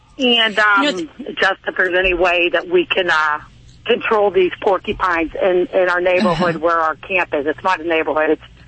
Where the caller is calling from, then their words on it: Pittsburgh, Pennsylvania, United States; I'm calling from the Pittsburgh area.